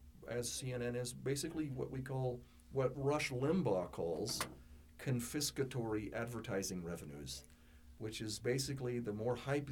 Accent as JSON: {"language": "English", "country": "United States", "said": "as an American and as a what I consider to be a patriotic American"}